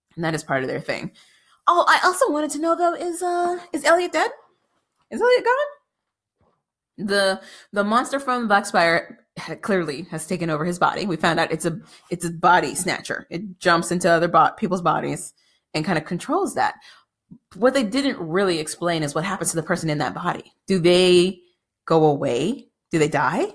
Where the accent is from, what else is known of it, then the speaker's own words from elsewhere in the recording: United States; as an American